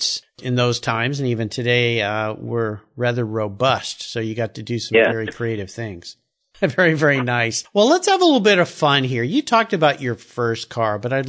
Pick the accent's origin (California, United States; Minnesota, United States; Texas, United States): California, United States; Southern; I grew up a surfer in Southern California